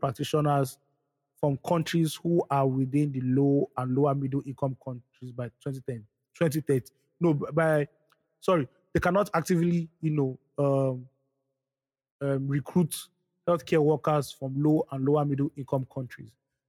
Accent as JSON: {"language": "English", "country": "Nigeria"}